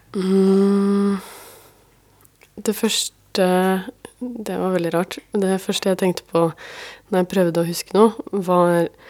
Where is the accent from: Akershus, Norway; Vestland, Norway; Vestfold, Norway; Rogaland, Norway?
Akershus, Norway; Asker; ved siden av Arnestad skole i Asker, der jeg vokste opp